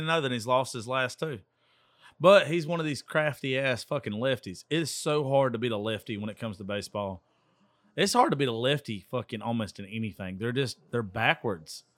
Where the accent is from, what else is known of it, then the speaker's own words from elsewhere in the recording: Georgia, United States; I'm from Georgia